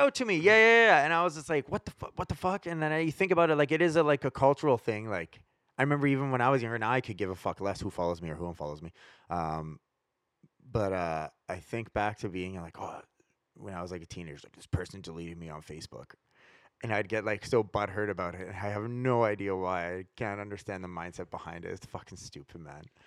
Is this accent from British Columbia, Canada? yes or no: yes; Prince George, British Columbia, Canada; now in Vancouver, Canada; growing up in Prince George, like, Vancouver was, like, the big city.